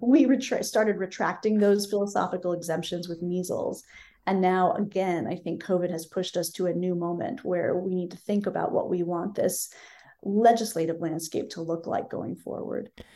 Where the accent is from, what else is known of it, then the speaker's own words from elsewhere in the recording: Berkeley, California, United States; my hometown of Berkeley, California